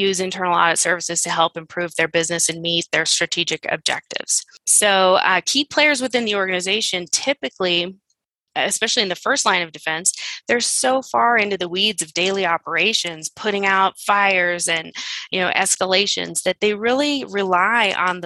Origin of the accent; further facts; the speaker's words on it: Phoenix, Arizona, United States; I am from the Phoenix area